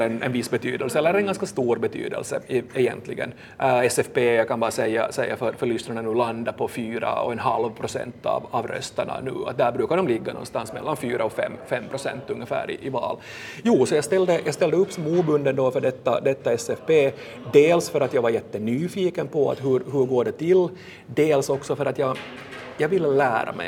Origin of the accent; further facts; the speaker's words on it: Vaasa, Ostrobothnia, Finland; also born or lived in Helsinki region; now in Helsinki, Finland; jag kommer själv från, från Vasa och nu, nu bor här